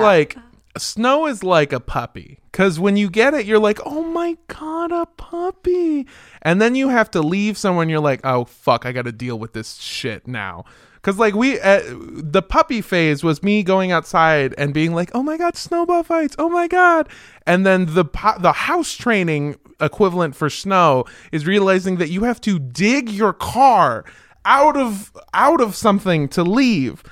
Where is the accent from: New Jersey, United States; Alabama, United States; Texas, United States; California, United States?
California, United States; Los Angeles; I'm from Los Angeles.